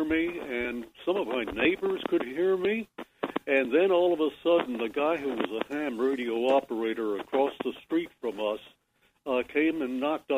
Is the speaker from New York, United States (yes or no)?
yes; Corning, New York, United States; I grew up in Corning, New York, the glass capital of the world